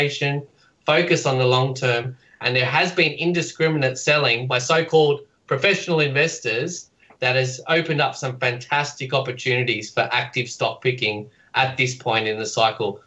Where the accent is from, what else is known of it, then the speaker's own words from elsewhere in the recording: Australia; as Australians